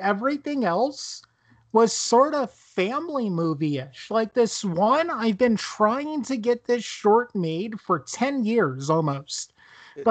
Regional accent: New Jersey, United States; I'm from Jersey

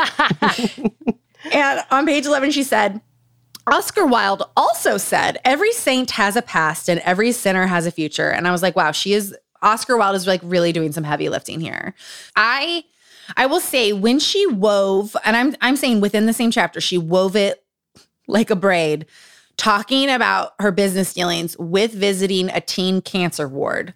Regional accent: Utah, United States; Growing up in Utah.

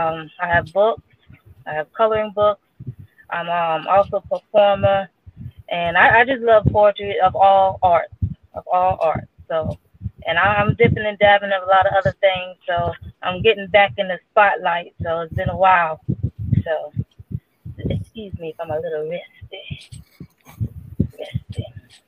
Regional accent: Germany; born there; So I was born in Germany, but my family's from Trinidad. Not Trinidad and Tobago, but Trinidad, Puerto Rico.

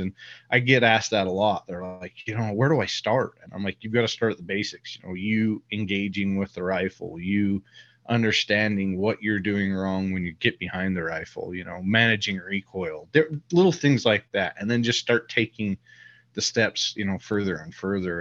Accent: Utah, United States; I live here in Utah. I grew up in Utah

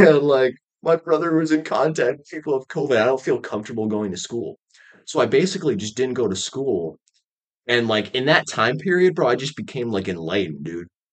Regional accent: Michigan, United States; also born or lived in Raleigh, North Carolina; I was born in Raleigh, North Carolina. And uh, I lived there for a year and then I then I moved to um Michigan and I've been there ever since

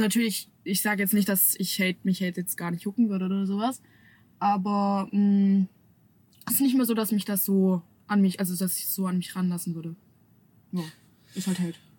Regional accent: Stuttgart area, Baden-Württemberg, Germany; moved away as an adult; now in Cologne, Germany; Ich komme eigentlich aus Stuttgart

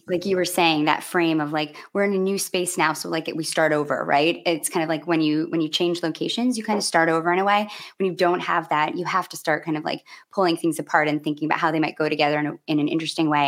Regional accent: United States; I grew up how many hours north of Chicago

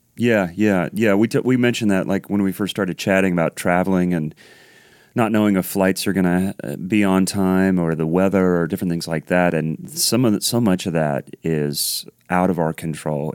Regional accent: Columbus, Ohio, United States; moved away as an adult; I grew up in Columbus, Ohio, so I'm, I'm a Midwest guy

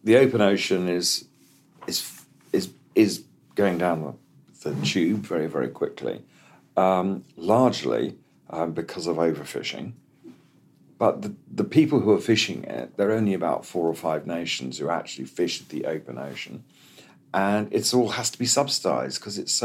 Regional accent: Kenya; I grew up in Kenya as a kid. And in the 60s in Kenya

